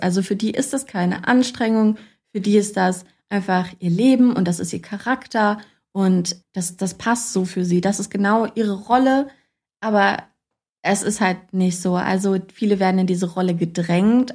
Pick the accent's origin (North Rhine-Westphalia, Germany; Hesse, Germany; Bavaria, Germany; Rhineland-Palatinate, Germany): Hesse, Germany; Kassel; ich komme eigentlich aus Kassel